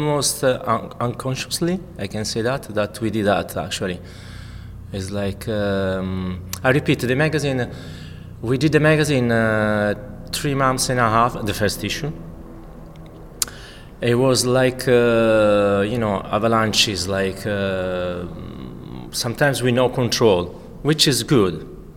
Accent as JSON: {"language": "English", "country": "Italy", "also_born_or_lived": "Milan, Italy", "second_language": "English", "moved": "yes", "said": "I'm Italian. Maybe notice that my accent."}